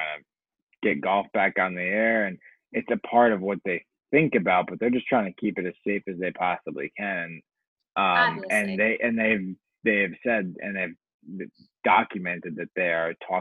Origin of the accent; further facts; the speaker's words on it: Hartford, Connecticut, United States; my hometown in Hartford, Connecticut